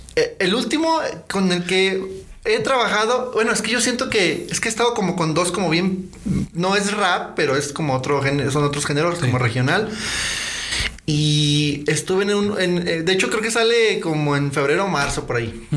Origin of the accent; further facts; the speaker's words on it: León, Guanajuato, Mexico; ahí he vivido todo, bueno, todo lo que es toda mi vida